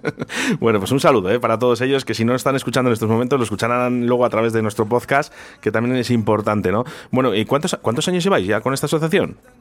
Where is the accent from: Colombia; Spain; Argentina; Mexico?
Spain; Somos españoles